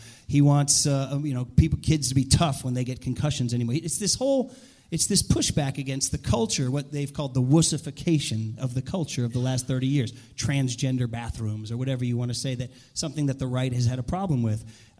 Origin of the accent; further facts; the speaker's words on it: United States; I'm an American. I'm a real American